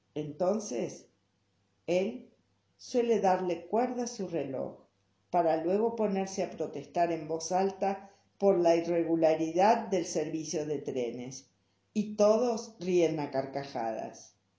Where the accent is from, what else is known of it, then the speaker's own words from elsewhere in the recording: Buenos Aires, Argentina; now in Salta, Argentina; Cuando era chica y vivía en Buenos Aires